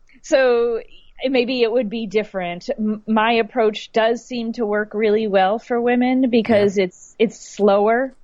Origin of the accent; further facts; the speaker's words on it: United States; I'm American